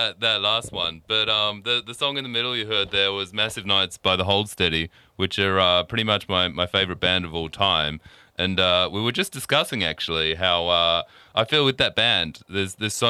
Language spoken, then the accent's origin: English; Queensland, Australia; from my home country, from Queensland